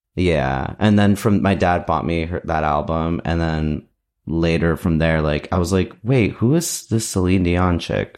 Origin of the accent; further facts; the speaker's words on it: New Jersey, United States; I'm like in New Jersey. That's where I grew up in New Jersey